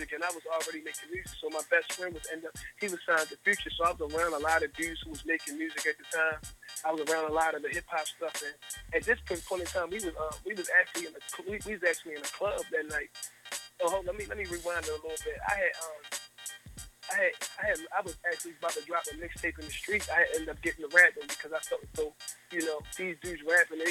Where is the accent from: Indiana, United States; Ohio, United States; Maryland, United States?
Maryland, United States; Baltimore; I'm from Baltimore City, from over East Baltimore, grew up in East Baltimore, eventually just went South Baltimore